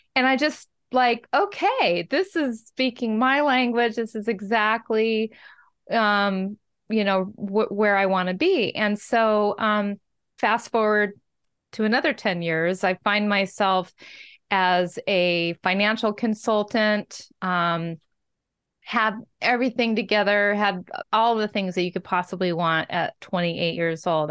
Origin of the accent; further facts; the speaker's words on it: Washington, United States; Growing up in Washington State